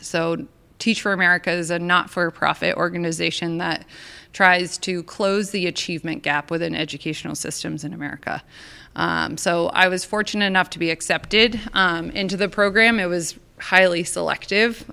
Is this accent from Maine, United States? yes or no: yes; Maine, United States; moved away; I grew up in Maine.